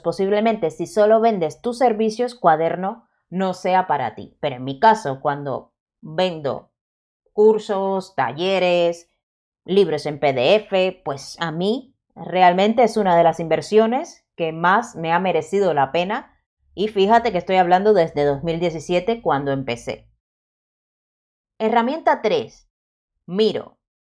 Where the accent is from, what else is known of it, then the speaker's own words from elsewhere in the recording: Cuba; yo soy cubana y la Z se me da bastante mal de pronunciar